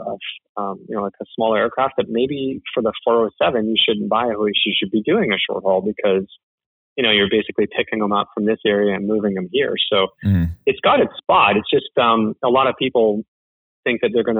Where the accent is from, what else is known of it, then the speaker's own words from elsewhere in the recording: Canada; I'm the Canadian that does not watch hockey